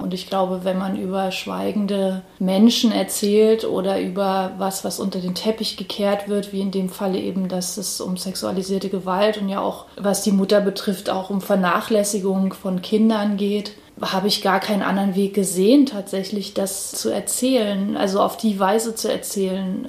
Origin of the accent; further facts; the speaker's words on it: Halle, Saxony-Anhalt, Germany; ich bin selber tatsächlich auch in Halle äh, aufgewachsen auf der Silberhöhe